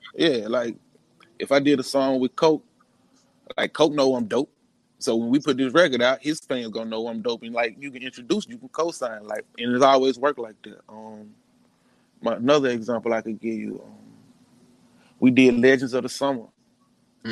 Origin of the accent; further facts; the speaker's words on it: Jackson, Mississippi, United States; West Side of Jackson, man. Born and raised in the Queens.